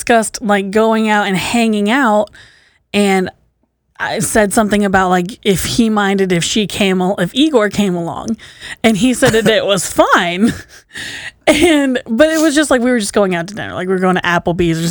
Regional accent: Newark, Ohio, United States; also born or lived in Pataskala, Ohio; now in Columbus, United States; I grew up out in Pataskala in Newark.

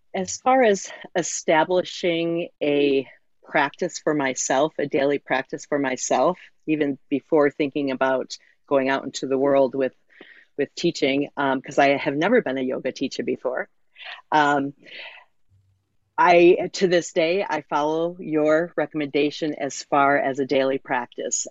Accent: Muskegon, Michigan, United States; I'm zooming in from Muskegon, Michigan, um, on the shores of Lake Michigan, where I grew up, was born and raised.

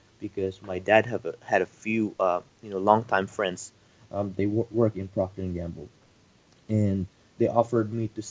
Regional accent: Philippines; moved away as an adult; I moved here from the Philippines 5 years ago. So I'm an immigrant.

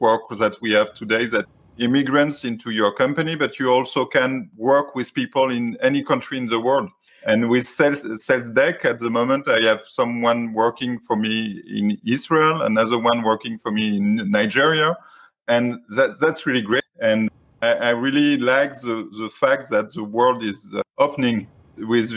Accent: France; English is a second language; I'm coming from France. I have the language barrier

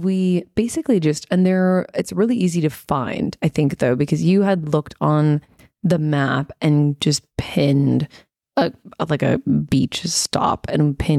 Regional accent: United States; now in Australia; And so, and I'm American. And so when we travel, we're traveling Americans while we live in Australia.

